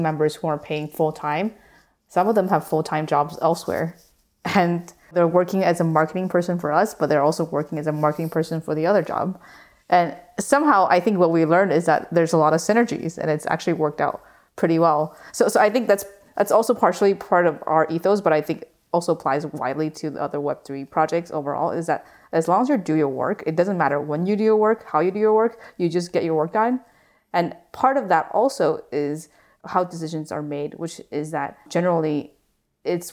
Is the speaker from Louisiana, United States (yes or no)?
no; New York City, New York, United States; As a New Yorker